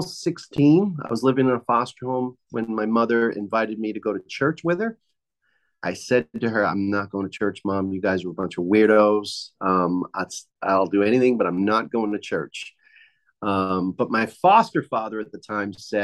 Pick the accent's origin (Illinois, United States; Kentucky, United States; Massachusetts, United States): Massachusetts, United States; Boston; also born or lived in Cape Cod, Massachusetts; I grew up in Boston, Massachusetts